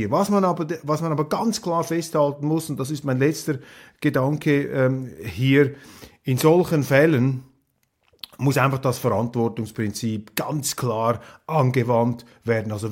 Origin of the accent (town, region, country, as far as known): Switzerland